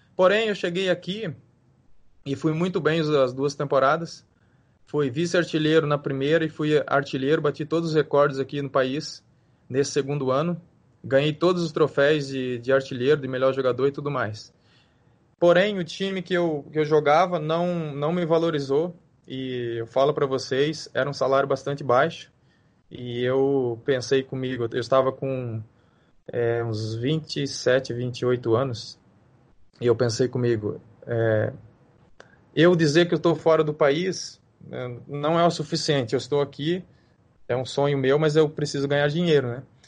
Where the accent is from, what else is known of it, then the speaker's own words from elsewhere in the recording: Brazil; moved away as an adult; now in Hong Kong; eu saí do Brasil foi algo muito rápido